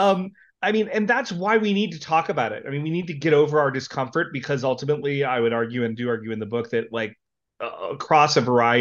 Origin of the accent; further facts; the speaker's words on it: North Carolina, United States; also born or lived in Palo Alto, California; now in Montana, United States; I grew up in North Carolina